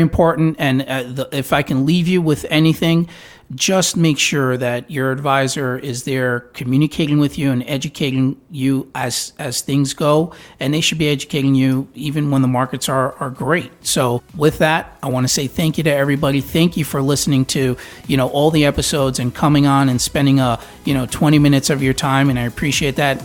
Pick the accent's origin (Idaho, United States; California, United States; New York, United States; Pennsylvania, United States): New York, United States; now in Tampa, United States; I'm from New York